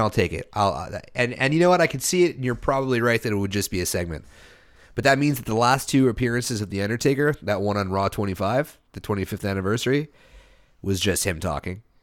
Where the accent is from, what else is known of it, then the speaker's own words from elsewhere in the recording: Canada; being a Canadian